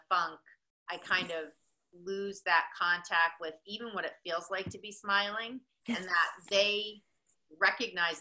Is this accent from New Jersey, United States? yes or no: yes; New Jersey, United States; now in Boston, United States; I'm from New Jersey as well